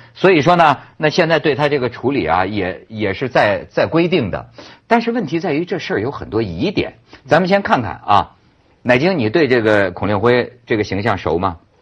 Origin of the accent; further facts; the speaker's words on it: China; 我作为一个中国人